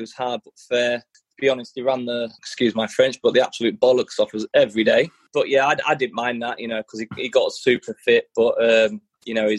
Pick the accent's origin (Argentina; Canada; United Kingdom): United Kingdom; Brigg, Yorkshire and the Humber; moved away as an adult; also born or lived in London / Broughton; now in Australia; I was born in London, yeah, Wembley. And then my parents split up, so I ended up following my mother up north and settled in an area called Broughton for a year or two. Then moved to Brigg